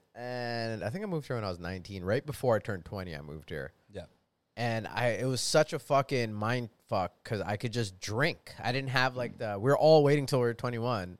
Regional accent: Arizona, United States; moved away; Growing up in Arizona

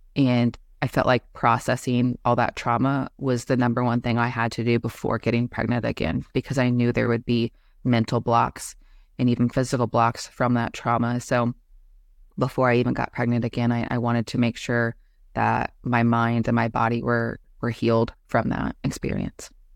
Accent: Indianapolis, Indiana, United States; also born or lived in Kansas City, Missouri / Florida / Tennessee / Nebraska; I was born in Kansas City, Missouri, but only briefly lived there, um, as a baby, and then I've spent the majority of my life in Indianapolis, Indiana

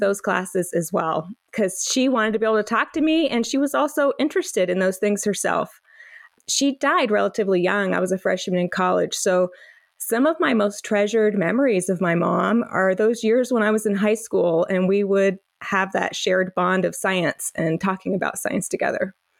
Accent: North Carolina, United States; I grew up mostly in North Carolina

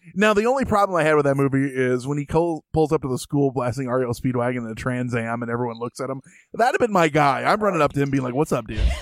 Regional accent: Springfield, Illinois, United States; I'm from Springfield, Illinois

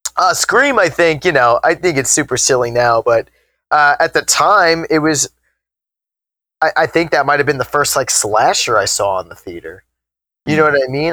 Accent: Long Island, New York, United States; growing up on Long Island, the city is just a train ride away

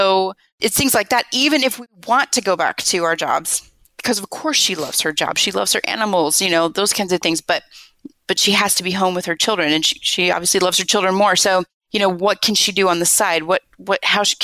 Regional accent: Nebraska, United States; moved away as an adult; also born or lived in San Diego; We grew up in Nebraska together.

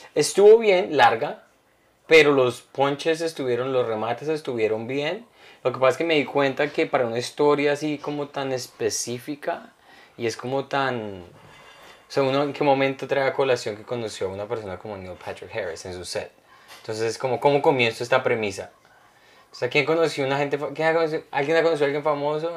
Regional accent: Colombia; now in United States; yo, de Colombia

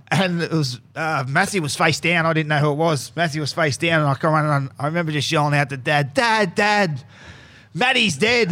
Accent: Newcastle, New South Wales, Australia; I, I come from Newcastle

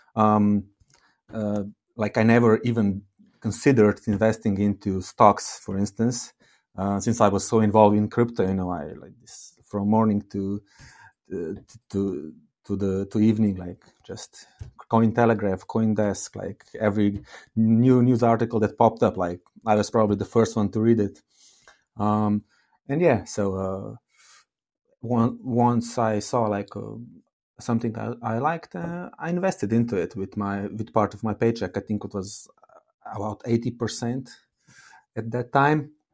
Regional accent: Slovenia; I come from Slovenia

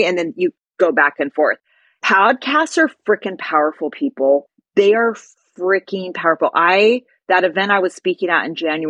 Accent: California, United States; I'm from the US, I'm from California

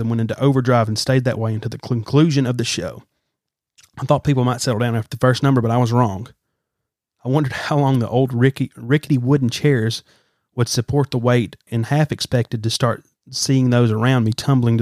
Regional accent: Alabama, United States; I'm from the South, from Alabama. We have a lot of Civil War history around here

